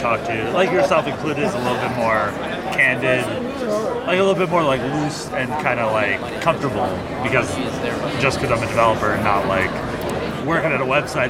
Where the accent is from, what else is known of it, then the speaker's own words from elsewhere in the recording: Vancouver, British Columbia, Canada; I'm from Vancouver, Canada.